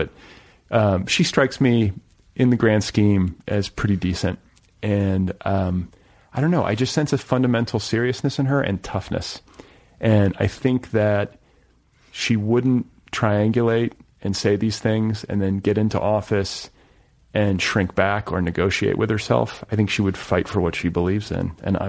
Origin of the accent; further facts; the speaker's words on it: Midwest, United States; now in Los Angeles, United States; I grew up in the Midwest, so I know. Like, I grew up in Red State America.